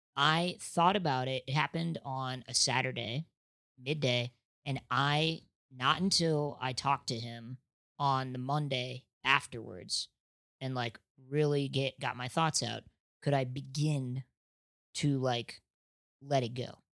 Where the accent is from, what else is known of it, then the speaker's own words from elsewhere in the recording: Nebraska, United States; now in Los Angeles, United States; I'm from Nebraska